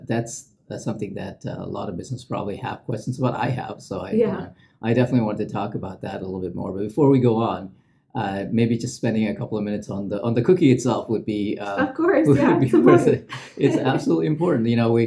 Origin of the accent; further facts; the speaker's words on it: India; also born or lived in Middle East; I grew up in the Middle East, but I'm Indian. So we used to go back every summer to our grandparents' house.